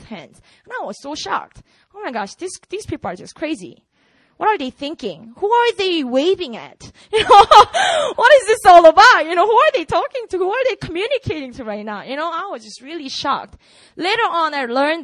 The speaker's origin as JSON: {"language": "English", "region": "Busan", "country": "South Korea", "tie": "born or raised there", "also_born_or_lived": "Seoul", "second_language": "English", "moved": "yes", "said": "I grew up in Busan"}